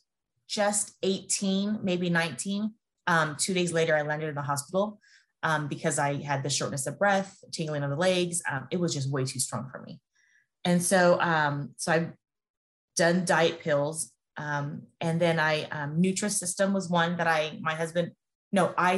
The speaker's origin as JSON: {"language": "English", "region": "California", "country": "United States", "moved": "yes", "lives_now": "Las Vegas, United States", "said": "I'm from California and I now live in Las Vegas"}